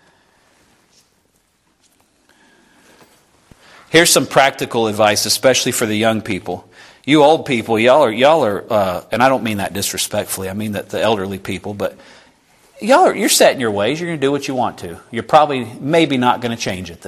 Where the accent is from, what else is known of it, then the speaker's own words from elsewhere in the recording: the South, United States; I'm from the South. I'm a Baptist.